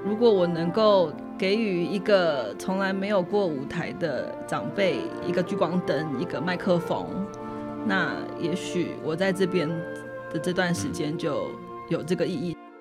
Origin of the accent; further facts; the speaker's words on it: Taipei, Taiwan; moved away as an adult; also born or lived in New York; now in Hualien, Taiwan; 我是在台北长大的嘛， 所以我多半我的朋友都在北部